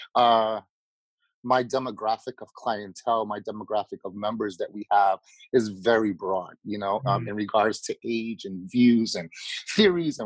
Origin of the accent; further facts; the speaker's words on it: New York City, New York, United States; I was born and raised in Queens